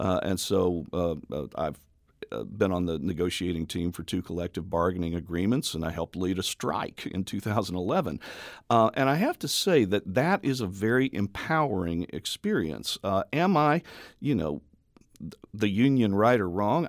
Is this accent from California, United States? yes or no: no; Memphis, Tennessee, United States; also born or lived in Oklahoma City, Oklahoma / Jackson County, Illinois; now in Carbondale, United States; Both of us grew up in this valley. Um, I'm from Memphis